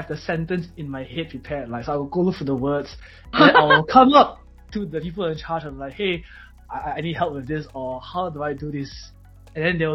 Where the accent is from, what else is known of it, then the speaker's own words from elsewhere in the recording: Malaysia; in Malaysia, we call a bicycle 脚车